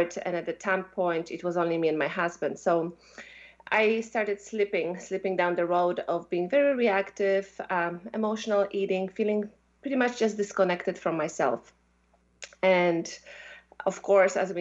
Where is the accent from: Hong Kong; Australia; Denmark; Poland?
Poland; moved away as an adult; also born or lived in Belgium; So I come from Poland. I'm half Russian, and I grew up in Poland, you know, through my childhood.